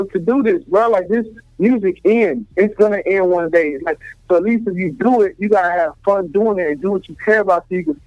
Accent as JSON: {"language": "English", "town": "Memphis", "region": "Tennessee", "country": "United States", "tie": "born or raised there", "said": "Like I was raised in the South. Like, I was born in Memphis"}